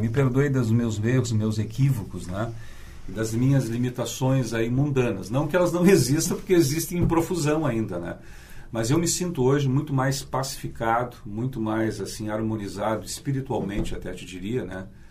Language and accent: Portuguese; São Borja, Rio Grande do Sul, Brazil; now in Porto Alegre, Brazil; São Borja, que é minha cidade natal na fronteira oeste